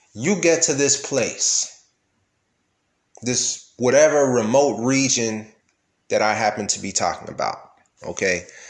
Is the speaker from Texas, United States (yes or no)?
yes; Texas, United States; I'm from Texas, so obviously I am a Christian.